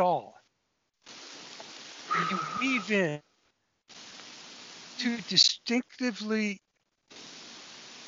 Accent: New York City, New York, United States; I was born in Brooklyn.

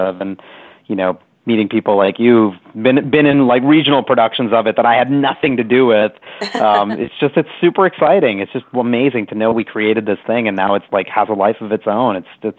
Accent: New York City, New York, United States; I grew up in New York City loving the arts

